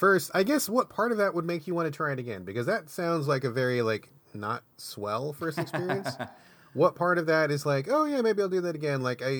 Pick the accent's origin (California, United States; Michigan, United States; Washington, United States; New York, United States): Washington, United States; when I was growing up, I grew up outside of Seattle, not in Seattle, but outside, in a somewhat rural area of Washington.